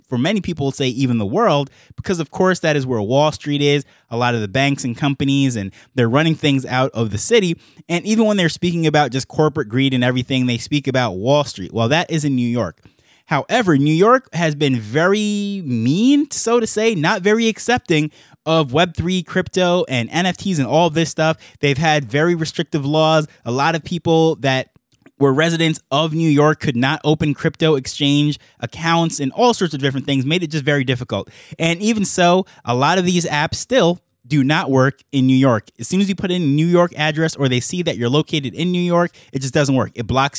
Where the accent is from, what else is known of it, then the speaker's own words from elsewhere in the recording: Jamaica; now in United States; when I came to the US from Jamaica, that was the first city that I landed in. That's where we flew into from Jamaica, and that was my contact point with the country.